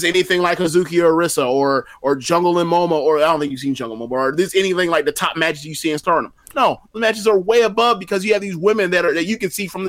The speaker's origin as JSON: {"language": "English", "country": "United States", "said": "me as an American"}